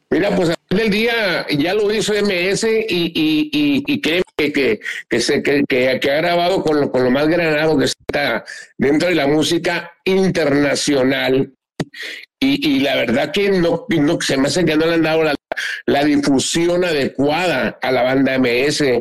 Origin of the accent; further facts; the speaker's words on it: Mazatlán, Sinaloa, Mexico; Con orgullo digo, aquí soy, soy pata salada, soy de Mazatlán.